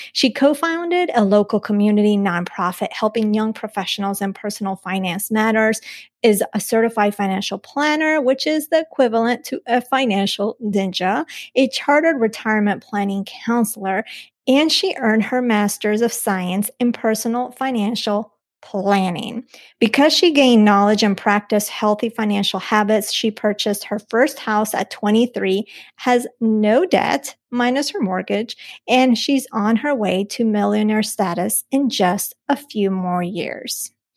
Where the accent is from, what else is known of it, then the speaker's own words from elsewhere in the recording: Colombia; moved away; I'm from Colombia, from the mountains.